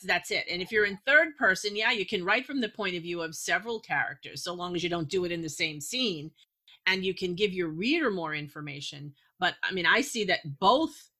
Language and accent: English; Massachusetts, United States; also born or lived in New York; I was born in New York, and even though I was a little girl when we moved to Massachusetts